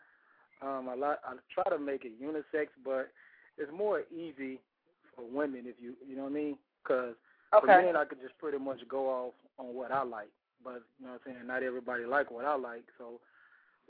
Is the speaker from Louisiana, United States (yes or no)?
yes; Baton Rouge, Louisiana, United States; I'm from Baton Rouge, Louisiana